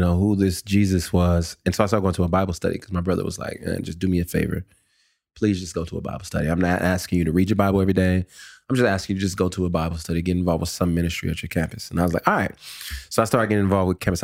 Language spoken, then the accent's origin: English; California, United States; also born or lived in Calgary, Alberta, Canada / New Orleans, Louisiana / Texas; moved to California and spent most of my life in California, graduated high school